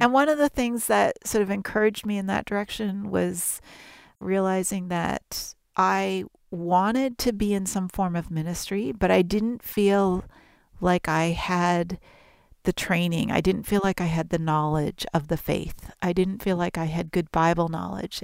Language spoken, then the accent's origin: English; Toronto, Ontario, Canada; I'm Canadian, my family grew up in and around Toronto